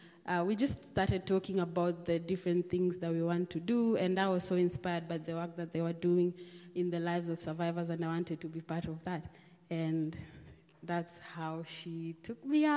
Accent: Nairobi, Kenya; I went to high school in Kibera. I was born in Kibera

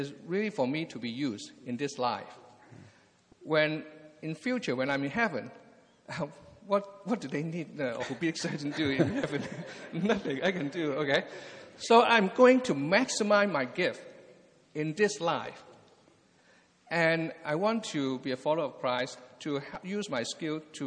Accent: Hong Kong; moved away as an adult; also born or lived in England / Anaheim, California; now in California, United States; I was born and raised in Hong Kong

